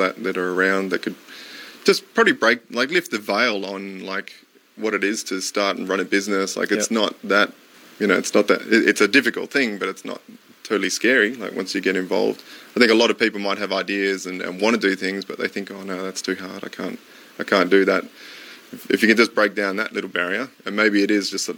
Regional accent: Perth, Western Australia, Australia; I grew up in Duncraig

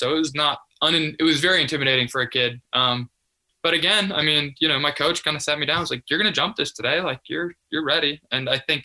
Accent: Chicagoland area, northwest suburbs of Chicago, Illinois, United States; I'm from the Chicagoland area, the northwest suburbs of Chicago, about a 40-minute drive outside of there.

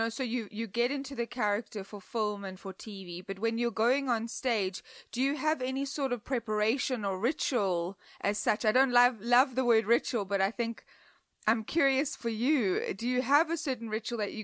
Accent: South Africa; I'm from South Africa, as I'm sure you can hear my voice and my accent

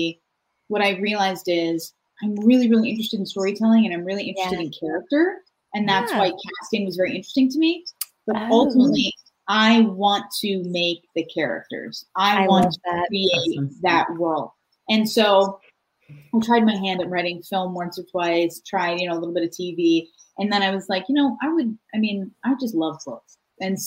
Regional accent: Acton, Massachusetts, United States; moved away as an adult; now in California, United States; I am from Acton, Massachusetts.

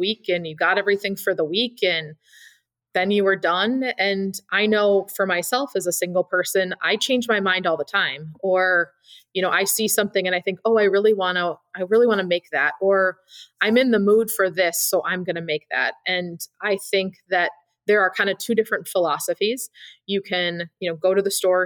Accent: Madison, Wisconsin, United States; born or raised there

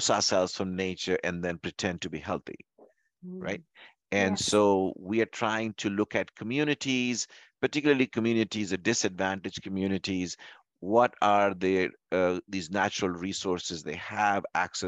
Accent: Louisville, Kentucky, United States; I'm from Louisville, Kentucky

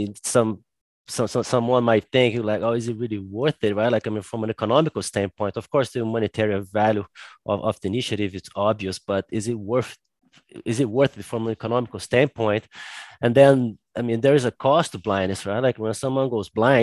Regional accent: Brazil; I'm from Brazil

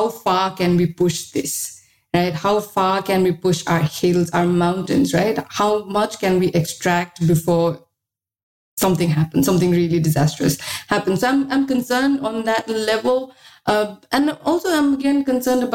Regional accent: Sikkim, India; moved away; also born or lived in Delhi; I'm from Sikkim.

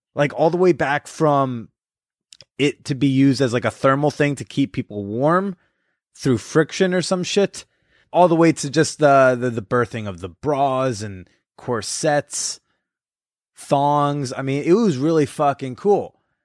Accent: United States; I'm from America.

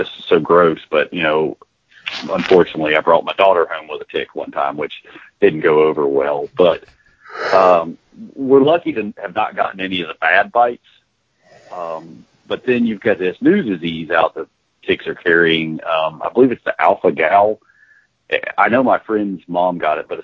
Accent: Virginia, United States; now in South Texas, United States; I'm from Virginia originally

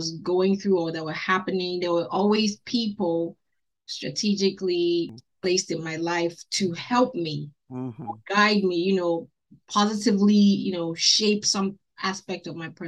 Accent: Abia, Nigeria; also born or lived in Lagos / Owerri / Port Harcourt; I was born in Isi Alangwa, in my village, in Umbosi, in Abia State in Nigeria. I went to school mostly in the east.

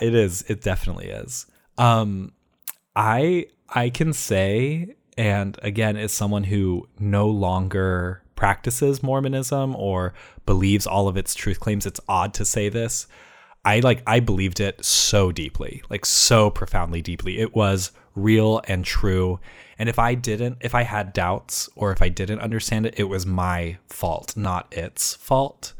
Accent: Ohio, United States; both of my parents actually are from Utah, but I was raised in Ohio

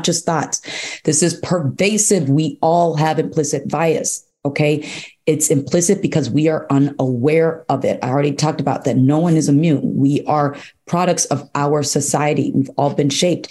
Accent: Chicago, Illinois, United States; I live in Chicago, I'm from Chicago

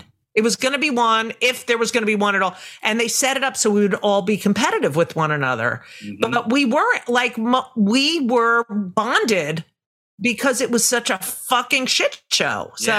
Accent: New Jersey, United States; I grew up in Jersey and we would lay out in the sun.

